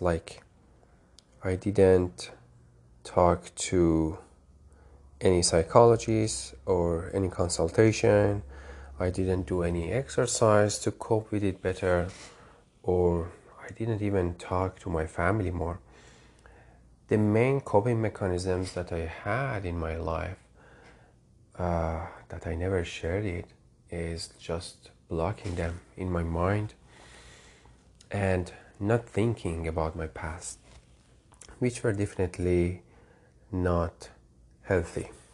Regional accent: Tehran, Tehran Province, Iran; moved away as an adult; now in United States; I grew up in Tehran, capital of Iran

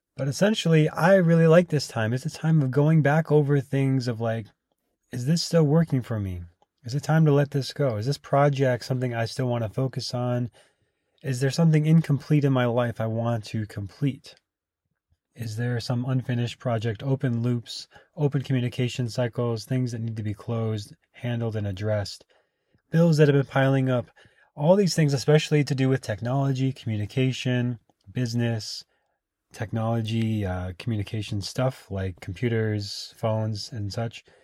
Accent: Minnesota, United States; moved away as an adult; also born or lived in Austin, Texas; now in California, United States; growing up in Minnesota

